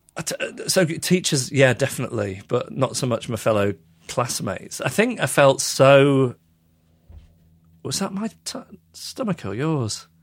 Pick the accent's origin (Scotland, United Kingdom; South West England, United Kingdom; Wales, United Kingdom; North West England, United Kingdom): North West England, United Kingdom; Macclesfield; also born or lived in Withington, Manchester; I was born in Withington, but I was actually brought up just south of Manchester in Macclesfield